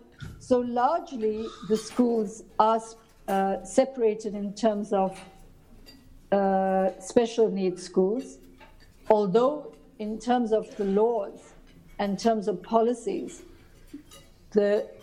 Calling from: South Africa; first language English; No, my first language is English. I would be of Indian origin

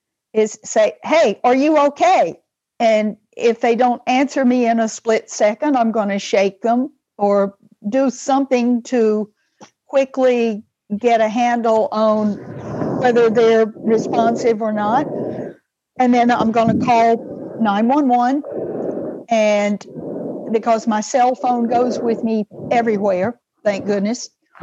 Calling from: Vestavia Hills, Alabama, United States; I am calling from Vestavia, Alabama.

